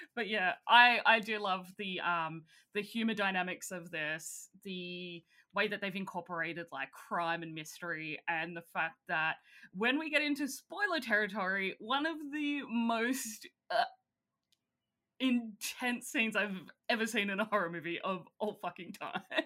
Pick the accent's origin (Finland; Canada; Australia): Australia; I'm Australian